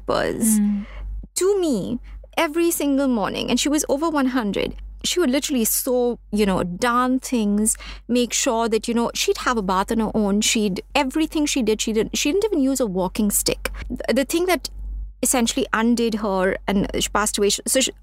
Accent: Mumbai, Maharashtra, India; So we're based in Bombay. We're from Bombay

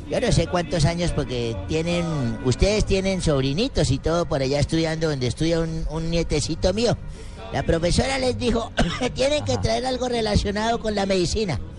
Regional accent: Colombia; me emocionaba escuchar ese disco. Soy colombiano.

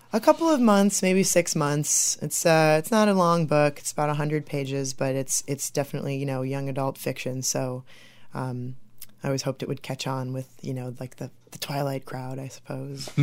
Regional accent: Bridgman, Michigan, United States; also born or lived in St. Joseph, Michigan / Maryland / Chicago, Illinois; I'm originally from Bridgman, Michigan

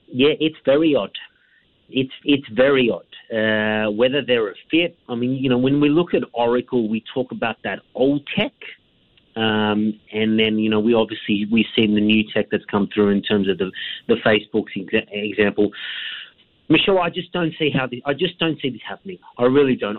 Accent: Australia; as an Australian

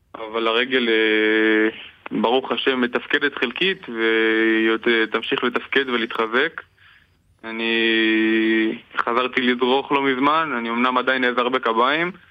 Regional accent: Kiryat Shmona, Northern District, Israel; now in Tirat Carmel, Israel; אני בארץ מקריית שמונה

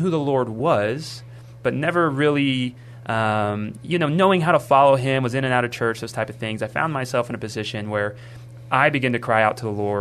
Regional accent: Kerrville, Texas, United States; also born or lived in San Antonio, Texas; now in Universal City, United States; I'm actually from Kerrville. So I grew up in Kerrville, Texas, lived there all the way up until 2020

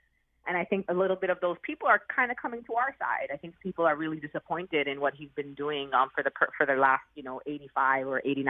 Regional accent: New York City, New York, United States; I mean, I'm a New Yorker, and I unfortunately lived through the horrific attacks of 9/11 and saw actually something very different. I saw people immediately come together in a place like New York.

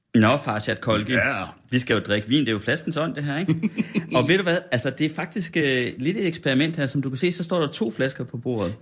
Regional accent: Felding, near Herning, Central Denmark Region, Denmark; moved away as an adult; also born or lived in Aarhus; now in Copenhagen, Denmark; Jeg vokset op i sådan Fælling, 20 km nord

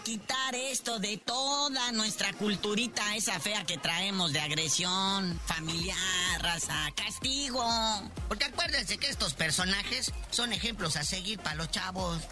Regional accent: Mexico; A los mexicanos de corazón y de sangre

